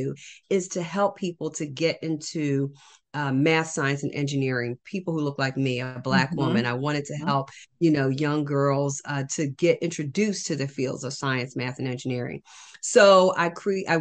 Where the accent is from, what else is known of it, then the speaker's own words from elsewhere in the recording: New Jersey, United States; I am from New Jersey